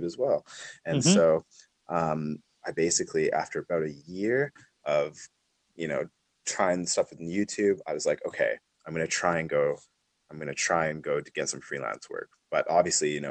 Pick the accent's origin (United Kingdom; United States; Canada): Canada; Calgary, Alberta; moved away as an adult; also born or lived in Edmonton, Canada; now in New Zealand; Originally I'm from Calgary, Alberta, Canada, and yeah, pretty much grew up there my whole life